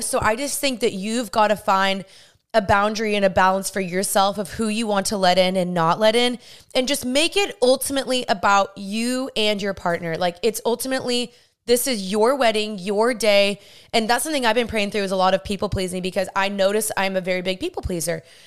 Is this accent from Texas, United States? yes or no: yes; Dallas, Texas, United States; moved away; also born or lived in California; I'm from Dallas and I moved to California when I was there